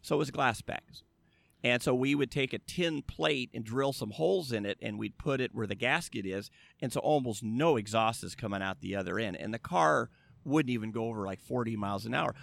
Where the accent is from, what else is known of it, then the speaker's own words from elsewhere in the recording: La Habra, California, United States; I grew up in La Habra, which is about twenty miles from here